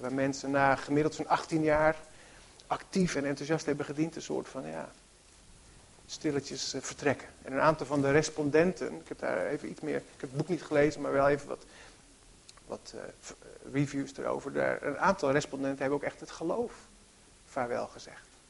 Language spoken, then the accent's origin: Dutch; Harmelen, Utrecht, Netherlands; In het dorp, Harmelen, waar ik ben opgegroeid, eh, niet zo ver hier vandaan